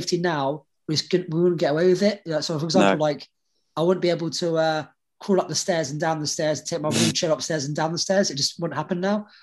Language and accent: English; Lebanon; now in United Kingdom; I was born in Lebanon at a time of a lot of like civil unrest.